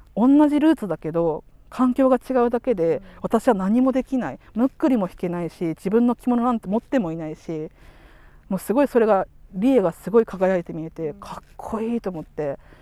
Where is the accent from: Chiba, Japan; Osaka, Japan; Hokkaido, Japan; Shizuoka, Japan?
Hokkaido, Japan; Sapporo; ここの札幌で小学校中学校行くと